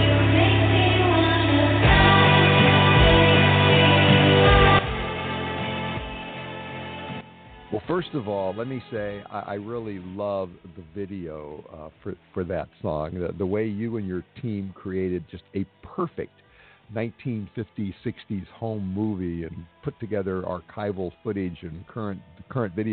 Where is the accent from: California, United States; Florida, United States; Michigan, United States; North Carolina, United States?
California, United States; Los Angeles; my hometown